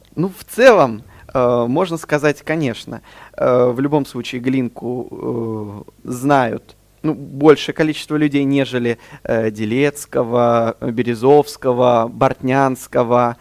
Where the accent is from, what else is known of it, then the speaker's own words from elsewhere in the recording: Astrakhan, Astrakhan Oblast, Russia; moved away as an adult; now in Kazan, Russia; Родился в Астрахани, закончил музыкальную школу имени